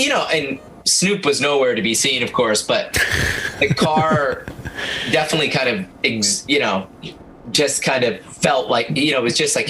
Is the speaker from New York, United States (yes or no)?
yes; Binghamton, New York, United States; what it meant to a guy like me growing up in Binghamton